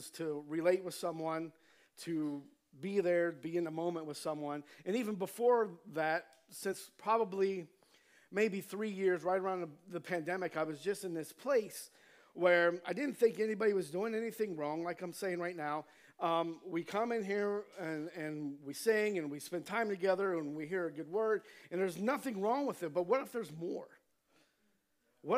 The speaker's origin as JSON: {"language": "English", "region": "Ohio", "country": "United States", "tie": "born or raised there", "said": "growing up in Ohio"}